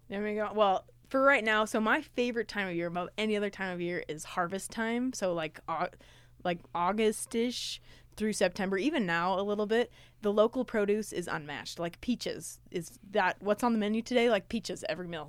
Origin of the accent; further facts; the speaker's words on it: Riverton, Utah, United States; I was born in Riverton, Utah, eight four oh six five